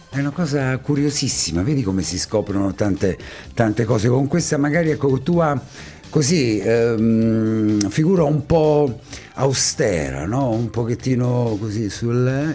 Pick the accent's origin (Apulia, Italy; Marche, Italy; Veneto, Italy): Marche, Italy; Ascoli Piceno; anche io sono ascolano